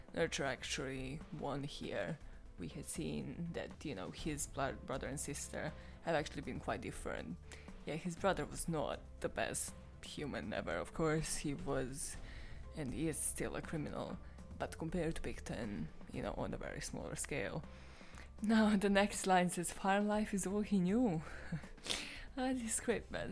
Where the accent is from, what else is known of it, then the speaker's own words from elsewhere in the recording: Serbia; I am from Serbia